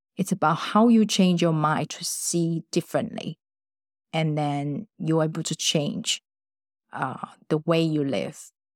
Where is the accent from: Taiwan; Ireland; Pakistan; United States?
Taiwan; moved away as an adult; I grew up in Taiwan.